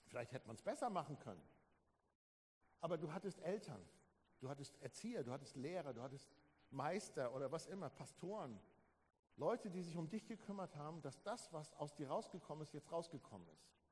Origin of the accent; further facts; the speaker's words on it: Germany; als Deutsche